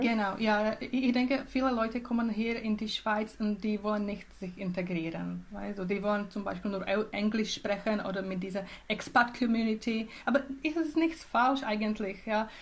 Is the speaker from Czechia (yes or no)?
yes; Czechia; German is a second language; moved away as an adult; now in Switzerland; in Tschechien, in meinem Heimatland und Heimatregion. es heißt Bile Karpaty.